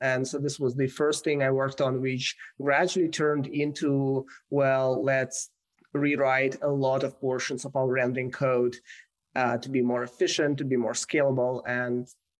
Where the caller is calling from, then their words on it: San Francisco, California, United States; I'm calling from San Francisco.